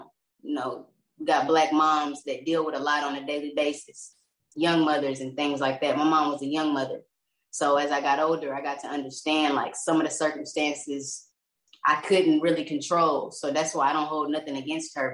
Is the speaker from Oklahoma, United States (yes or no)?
yes; Lawton, Oklahoma, United States; moved away as an adult; now in Texas, United States; I'm from Lawton, Oklahoma. That's where I was born and raised. I moved out to Texas like 4 years ago